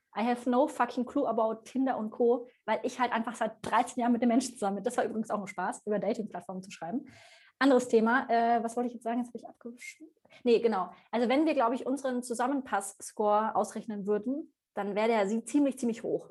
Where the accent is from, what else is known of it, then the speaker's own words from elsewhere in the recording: Bavaria, Germany; now in Hamburg, Germany; Aber ich komme halt aus Bayern